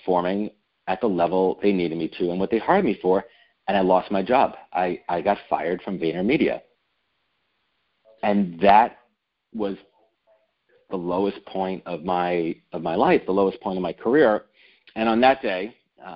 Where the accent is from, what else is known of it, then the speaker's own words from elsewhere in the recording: New York, United States; born and raised in New York